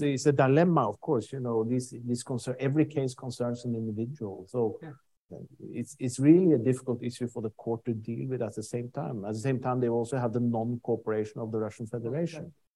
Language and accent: English; Norway; I'm from Norway.